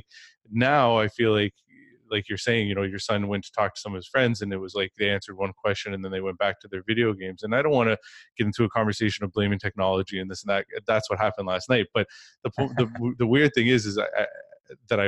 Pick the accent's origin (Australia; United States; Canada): Canada; I'm from Canada